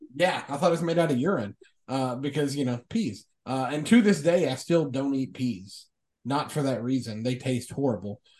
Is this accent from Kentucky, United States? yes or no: yes; Kentucky, United States; I am from Kentucky. My uh, my stepfather's family raised